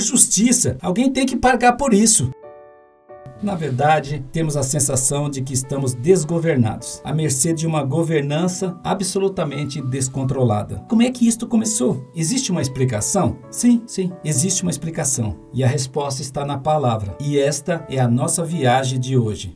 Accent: Paraná, Brazil; Eu, por exemplo, nasci no Paraná

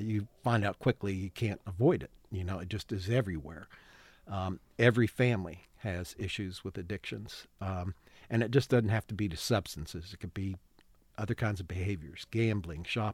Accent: West Virginia, United States; Born and raised in West Virginia.

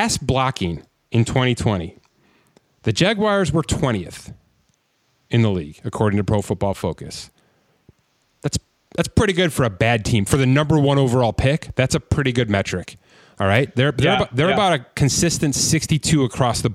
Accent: Buffalo, New York, United States; we're from Buffalo, both of us

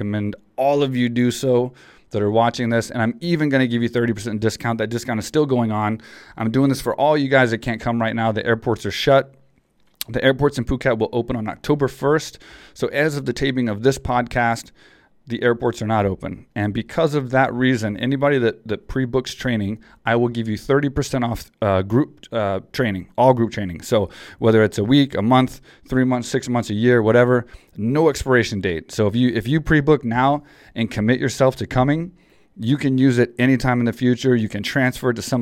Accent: small town Texas, United States; I came from Texas, small town Texas boy

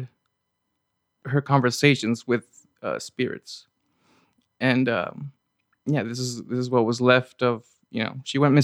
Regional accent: Anaheim, California, United States; I'm from Anaheim

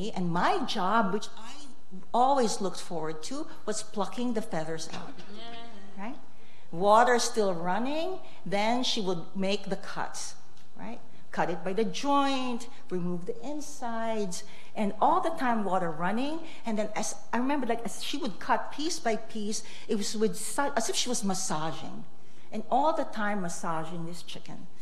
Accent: Philippines; also born or lived in Detroit, United States; So I grew up in the Philippines. I was born in Detroit.

